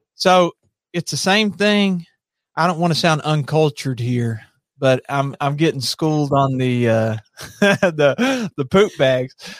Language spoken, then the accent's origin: English; Monticello, Kentucky, United States; also born or lived in Somerset, Kentucky; I was raised in Monticello